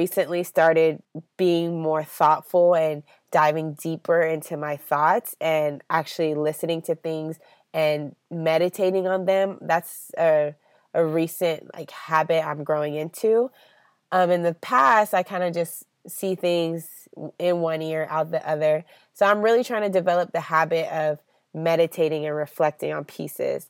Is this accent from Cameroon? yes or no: yes; Cameroon; now in United States; I am a U.S. citizen, but also my home country of Cameroon